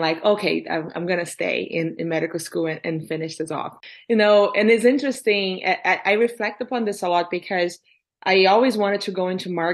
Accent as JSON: {"language": "English", "country": "Brazil", "tie": "born or raised there", "moved": "yes", "lives_now": "Canada", "said": "So growing up in Brazil, so I grew up middle-class family in Brazil"}